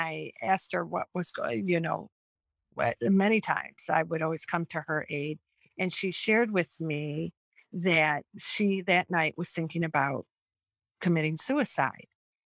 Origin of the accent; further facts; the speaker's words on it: Royal Oak, Michigan, United States; So I was born and raised in Royal Oak, Michigan.